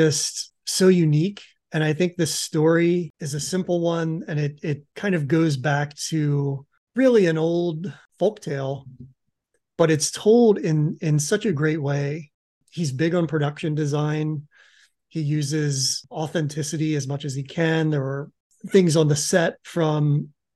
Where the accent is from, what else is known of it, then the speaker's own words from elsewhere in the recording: Pennsylvania, United States; I grew up in Pennsylvania, maybe, I don't know, 40 minutes north of Maryland where this took place